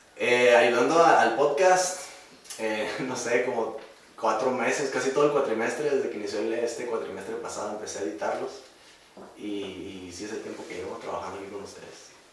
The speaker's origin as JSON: {"language": "Spanish", "town": "Primo Tapia", "region": "Baja California", "country": "Mexico", "said": "somos de Primo Tapia"}